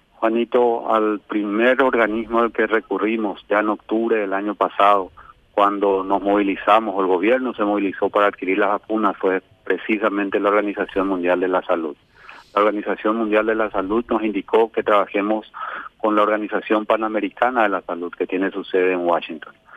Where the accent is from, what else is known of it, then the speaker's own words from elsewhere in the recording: Paraguay; yo soy apenas un paraguayo